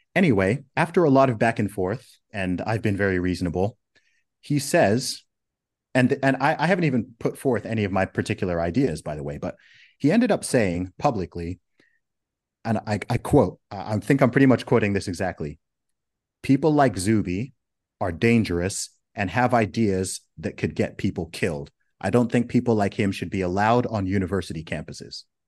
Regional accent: Saudi Arabia; moved away; also born or lived in Oxford, United Kingdom; did a couple of gigs in my hometown in Saudi Arabia

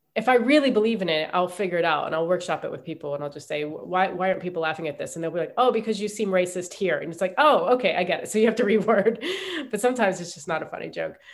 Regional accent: Ohio, United States; moved away as an adult; also born or lived in New York; I grew up in Ohio

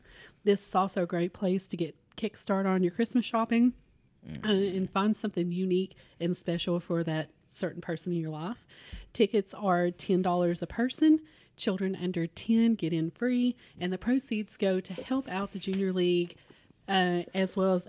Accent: Kentucky, United States; this could be growing up in Harlan County and there wasn't a ton of options

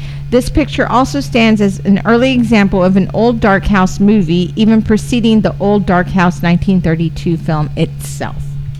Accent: United States; And I'm American.

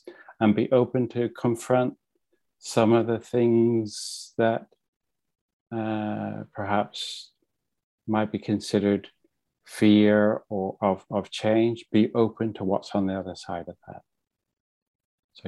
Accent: Ireland; now in London, United Kingdom; I'm from Ireland originally. I'm married with three children and live in London

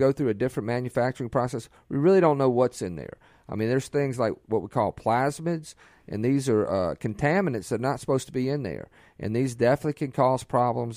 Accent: Ocean Springs, Mississippi, United States; also born or lived in Biloxi; now in Flowood, United States; I grew up on the Mississippi Gulf Coast and Ocean Springs, Biloxi

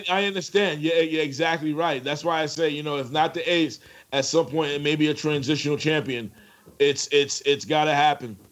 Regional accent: New York City, New York, United States; I'm from the Bronx

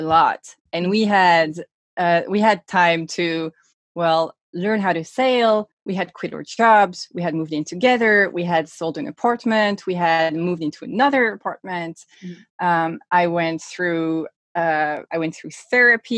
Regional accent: Sweden; born or raised there; moved away; also born or lived in Stockholm

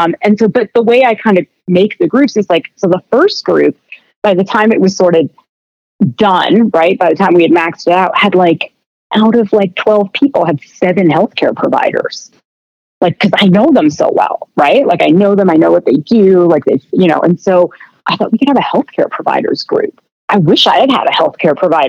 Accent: Canada; I'm Canadian

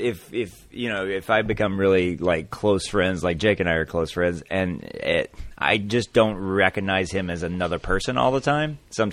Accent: the South, Southern United States, United States; as a Southern person that's from poor families.

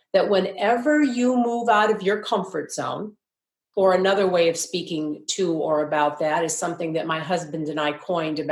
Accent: Midwest, United States; moved away; also born or lived in New York; when we were little girls growing up in the Midwest

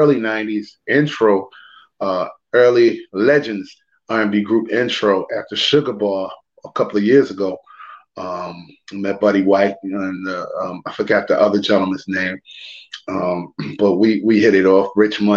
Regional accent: Richmond, Virginia, United States; I was born and raised in Richmond, Virginia.

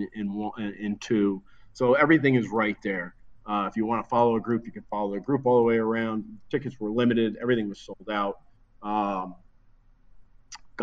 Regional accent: New Jersey, United States; I'm from New Jersey

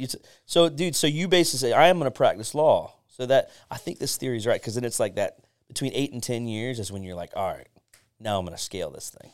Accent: Pinellas County, Florida, United States; I was born and raised in Pinellas

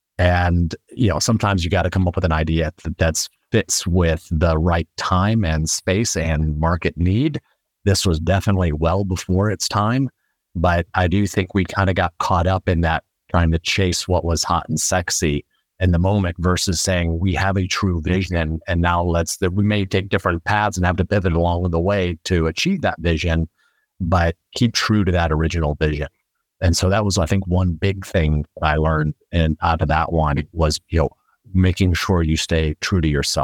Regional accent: Midwest, United States; So very briefly, I'm originally from the Midwest, though I've lived in a lot of different places in my life

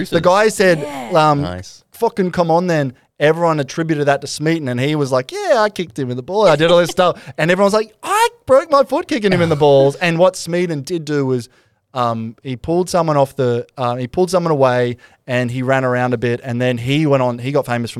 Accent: Glasgow, Scotland, United Kingdom; but I grew up in Glasgow. It seemed natural to me that a wee forearm smash would sort it out.

